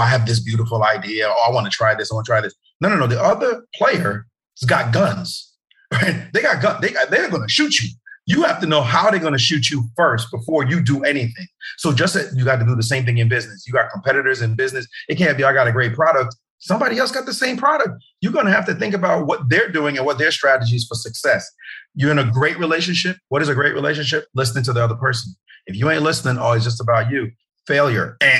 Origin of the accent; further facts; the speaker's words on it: New York City, New York, United States; also born or lived in Jamaica; I'm from Brooklyn.